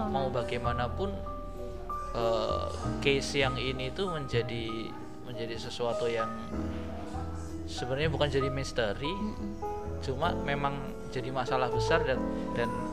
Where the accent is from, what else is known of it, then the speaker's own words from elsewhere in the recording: Kendal, Central Java, Indonesia; kotaku kendal